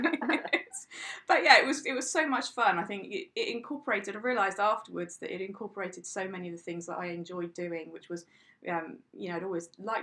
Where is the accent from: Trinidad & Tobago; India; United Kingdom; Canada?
United Kingdom; South West England; Well, I'm from England originally. I moved around quite a lot, so I can't say I come from any particular place in England.